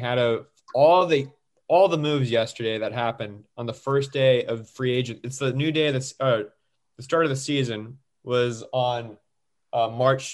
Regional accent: California, United States; I'm Italian. I don't have Italians telling me that I'm not really Italian because I grew up in California

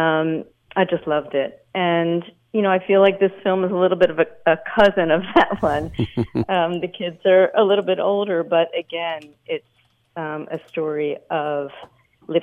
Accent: Philadelphia, Pennsylvania, United States; moved away as an adult; also born or lived in Canada; I grew up in Philadelphia and then ended up in Canada for college.

